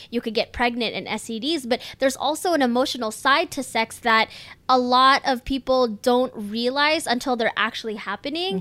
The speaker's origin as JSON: {"language": "English", "country": "United States", "tie": "born or raised there"}